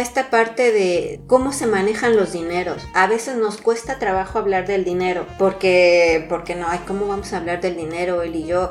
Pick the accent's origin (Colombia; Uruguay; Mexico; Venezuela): Mexico; now in France; como mexicanos